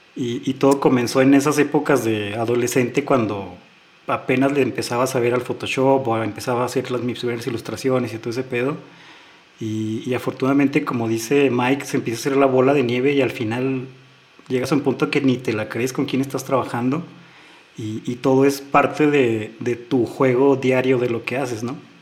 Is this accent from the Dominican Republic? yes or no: no; Fresnillo, Zacatecas, Mexico; 15 éramos de Fresnillo